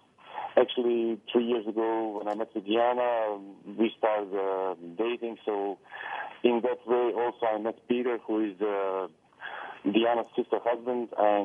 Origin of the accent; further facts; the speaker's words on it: Netherlands; moved away as an adult; now in Split, Croatia; I'm originally from the Netherlands and mm-hmm. I came here to live 6.5 years ago.